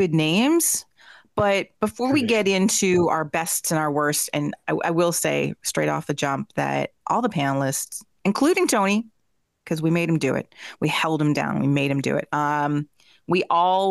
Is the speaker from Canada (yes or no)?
yes; Vancouver, British Columbia, Canada; also born or lived in Toronto area; now in Toronto, Canada; I'm from Vancouver, but I live in the global Toronto area.